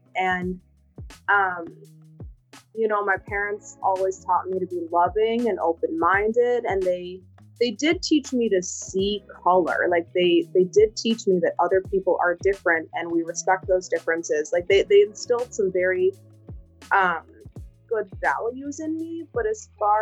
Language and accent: English; Wheaton, United States; I grew up in Wheaton, and it's a very white, upper middle class suburb